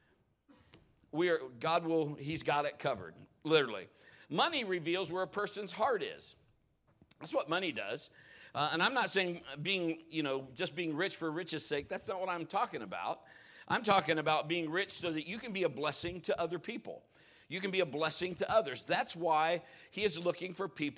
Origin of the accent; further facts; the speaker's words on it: Marion, Ohio, United States; born or raised there